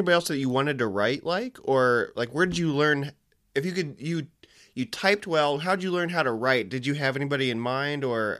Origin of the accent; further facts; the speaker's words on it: Muscatine, Iowa, United States; His brother ran the Muscatine Journal, and I grew up in Muscatine.